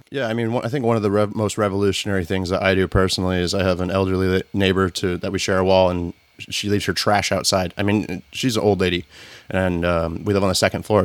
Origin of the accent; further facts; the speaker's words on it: the South, United States; I grew up in the South